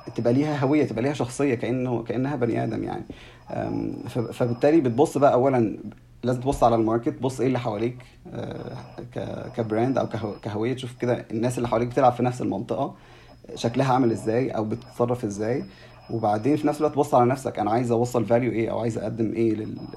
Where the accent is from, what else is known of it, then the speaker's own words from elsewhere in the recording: Egypt; عندنا في مصر